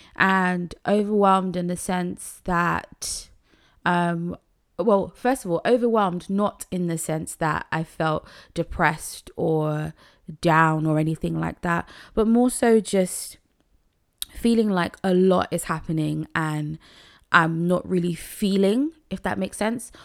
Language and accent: English; Nigeria; I'm a Nigerian woman